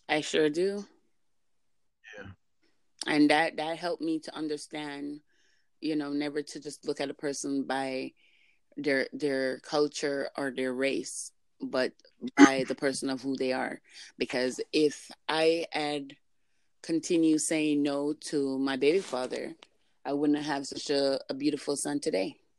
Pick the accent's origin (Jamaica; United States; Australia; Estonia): Jamaica; now in Canada; speaking as a Jamaican that lives there in Canada